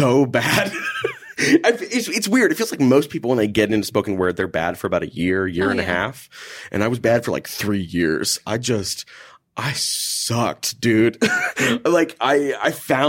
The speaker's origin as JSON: {"language": "English", "town": "Houston", "region": "Texas", "country": "United States", "tie": "born or raised there", "also_born_or_lived": "Minneapolis", "moved": "yes", "said": "I grew up in Houston, Texas"}